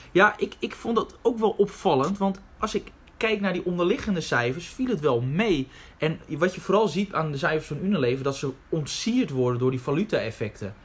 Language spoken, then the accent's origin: Dutch; Netherlands; we zijn als Nederlanders